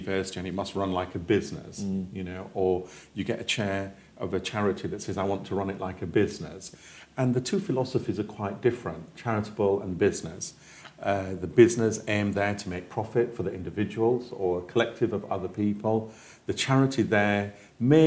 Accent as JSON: {"language": "English", "region": "Yorkshire and the Humber", "country": "United Kingdom", "tie": "born or raised there", "said": "I was born in Yorkshire"}